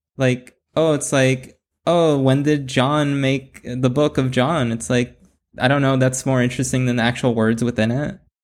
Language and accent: English; Bell, California, United States; also born or lived in Cudahy, California; now in Whittier, United States; I was born in L A and raised in, uh, Southeast L A. And, uh, I, w, I was in Bell